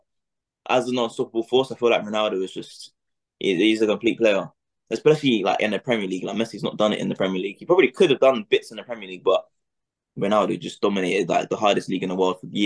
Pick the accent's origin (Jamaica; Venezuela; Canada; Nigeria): Jamaica; I mean, I'm Jamaican as well, so it's gonna have to be